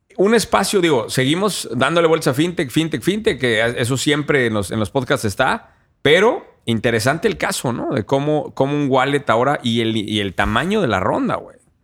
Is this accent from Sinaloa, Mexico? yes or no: no; Querétaro, Mexico; es de mi tierra, güey. Una fintech de Querétaro